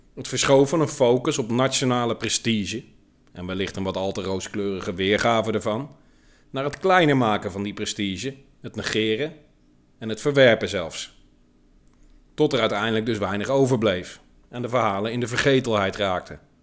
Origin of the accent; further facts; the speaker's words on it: Netherlands; Ik ben een trotse Nederlander